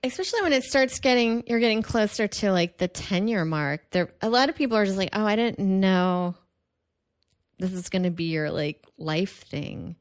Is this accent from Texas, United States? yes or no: yes; Houston, Texas, United States; moved away; it's actually pretty big in my hometown